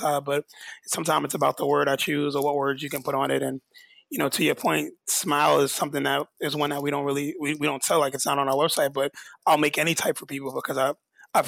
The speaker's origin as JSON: {"language": "English", "region": "New York", "country": "United States", "tie": "born or raised there", "said": "I'm born and raised in New York"}